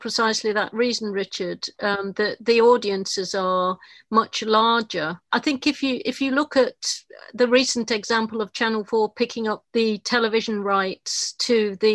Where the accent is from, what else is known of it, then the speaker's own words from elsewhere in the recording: Yorkshire and the Humber, United Kingdom; I was born in Yorkshire